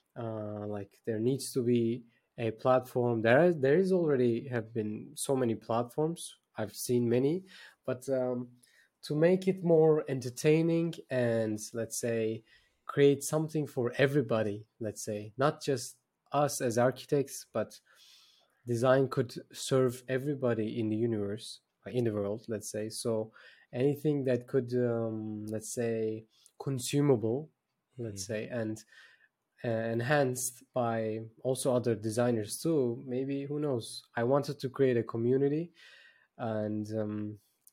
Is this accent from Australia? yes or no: no; Turkey; I'm based in Turkey, by the way. I'm from Turkey.